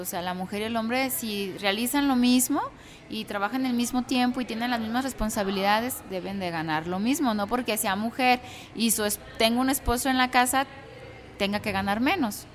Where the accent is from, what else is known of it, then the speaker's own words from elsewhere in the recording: Zapotlanejo, Jalisco, Mexico; soy de aquí de Zapotlanejo, mi familia es también orundia de aquí